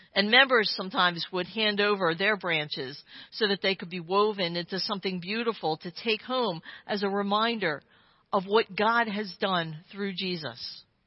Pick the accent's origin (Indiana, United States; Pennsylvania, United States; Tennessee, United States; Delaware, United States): Delaware, United States; Claymont; my hometown, Claymont, Delaware